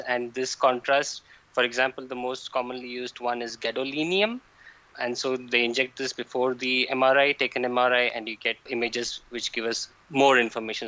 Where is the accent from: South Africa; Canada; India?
India; now in Jülich, Germany; I'm from India.